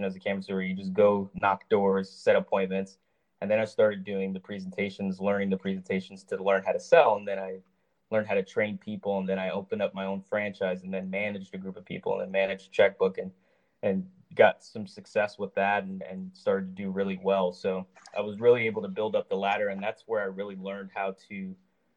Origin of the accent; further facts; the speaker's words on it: Los Angeles, California, United States; I grew up in Woodland Hills, Los Angeles County area.